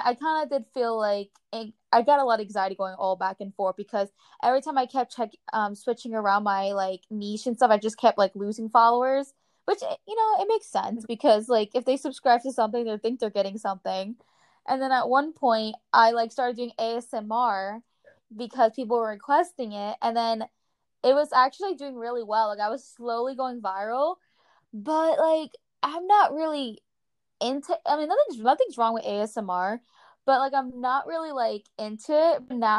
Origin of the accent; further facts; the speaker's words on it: New Jersey, United States; I'm from Jersey, and you know, we have like a potty mouth and stuff, and I'm very like straightforward and aggressive and such.